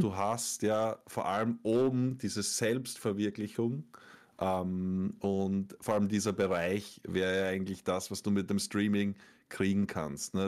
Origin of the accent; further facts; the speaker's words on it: Austria; ich bin als Österreicher